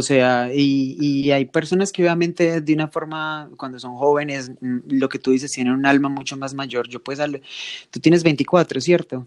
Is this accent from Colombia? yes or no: yes; Manizales, Caldas, Colombia; Ana y yo somos de Manizales, la ciudad más divina de Colombia, la ciudad más llena de montañas de Colombia y crecimos eh, y, estudiamos juntos